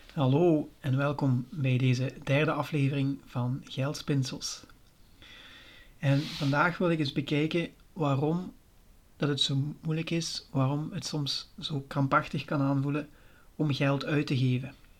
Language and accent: Dutch; Limburg, Flanders, Belgium; accent: Limburg; ik woon in Limburg. Daar zult je misschien al wel horen aan mijn accent.